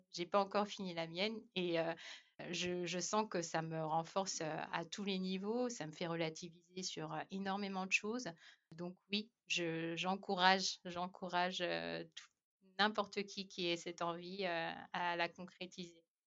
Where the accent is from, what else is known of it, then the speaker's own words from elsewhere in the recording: France; moved away as an adult; now in Ireland; on nous connaît bien en tant que Français